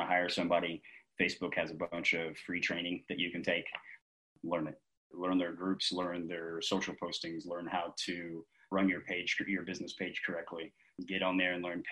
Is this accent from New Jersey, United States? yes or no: no; Cincinnati-Dayton area, Ohio, United States; I'm actually from the Cincinnati-Dayton area